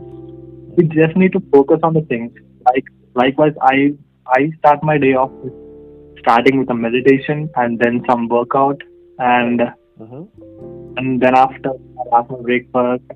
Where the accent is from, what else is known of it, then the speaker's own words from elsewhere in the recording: Hyderabad, Telangana, India; I'm basically from Hyderabad